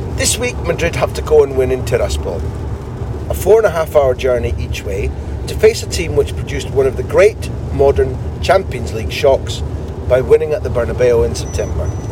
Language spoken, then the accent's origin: English; Aberdeen, Scotland, United Kingdom; moved away; I'm Scottish.